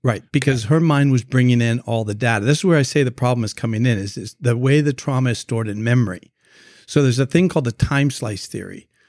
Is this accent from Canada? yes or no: yes; Canada; moved away as an adult; now in United States; I'm originally from Canada, so when we moved down to the United States